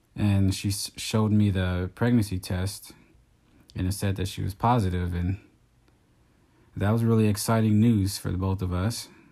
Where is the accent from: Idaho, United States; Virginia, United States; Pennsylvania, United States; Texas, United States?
Texas, United States; moved away as an adult; now in California, United States; I'm from Texas.